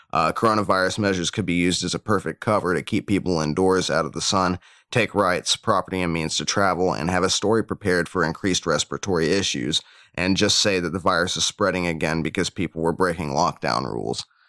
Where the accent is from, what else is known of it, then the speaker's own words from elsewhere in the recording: United States; I'm proud American